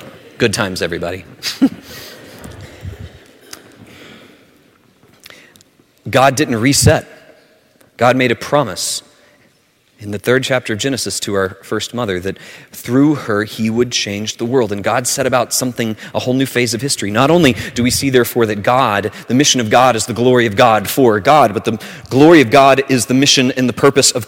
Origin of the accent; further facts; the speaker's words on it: southern Alabama, United States; where I grew up in southern Alabama